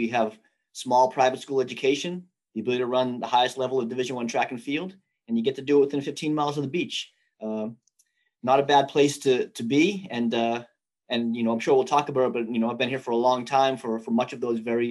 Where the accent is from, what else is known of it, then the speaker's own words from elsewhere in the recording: Sharon, Massachusetts, United States; accent: New England, Northeast; moved away as an adult; also born or lived in Los Angeles; now in Jacksonville, United States; I grew up in Sharon, Massachusetts, which is basically halfway between Boston and Providence on I-95. It's, you know, 35 minutes in either direction to either of those two cities. Hmm. Went to Sharon High School